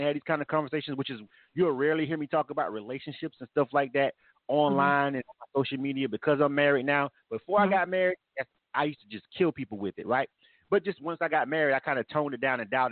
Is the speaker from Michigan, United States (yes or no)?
no; Florida, United States; I'm born and raised in Florida.